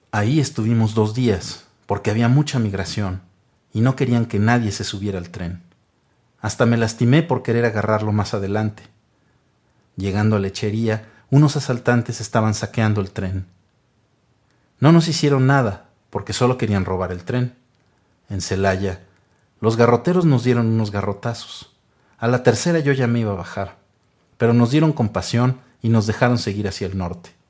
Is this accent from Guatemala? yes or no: yes; Guatemala; como tampoco había otro trabajo en mi aldea, me fui a la ciudad de Guatemala